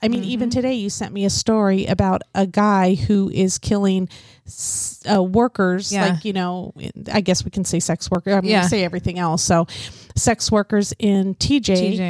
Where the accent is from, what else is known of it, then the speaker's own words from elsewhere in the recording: Oklahoma City, Oklahoma, United States; I was born in Oklahoma.